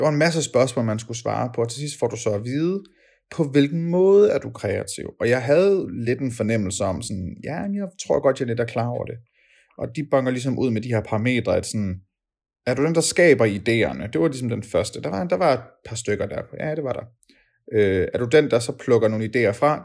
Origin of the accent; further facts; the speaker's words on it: Denmark; som danskere fra barnsben